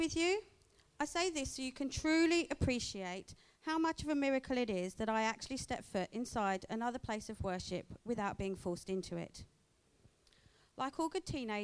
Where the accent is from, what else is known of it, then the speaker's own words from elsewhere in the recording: England, United Kingdom; moved away as an adult; now in Australia; I was born and raised in England, and as such, had no desire to live anywhere else. So how come I'm here living now in Australia